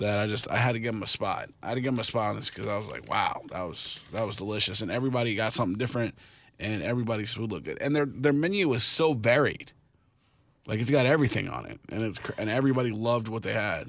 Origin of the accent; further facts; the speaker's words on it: Kansas City, United States; moved away; I'm from Kansas City